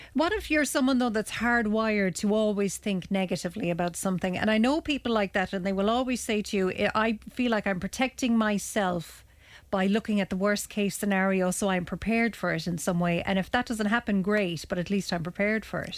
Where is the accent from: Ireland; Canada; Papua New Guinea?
Ireland; as Irish people